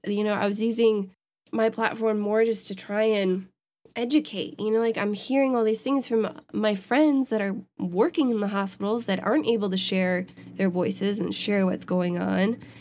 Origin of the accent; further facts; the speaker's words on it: Wisconsin, United States; my home state